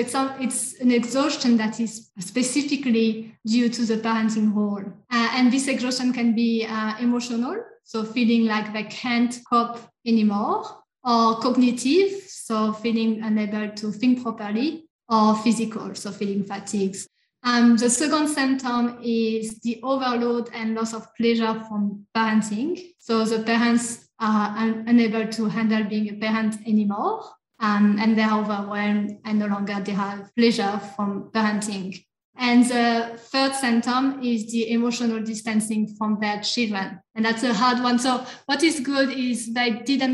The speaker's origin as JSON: {"language": "English", "country": "France", "second_language": "English", "moved": "as an adult", "lives_now": "Australia", "said": "I am from France"}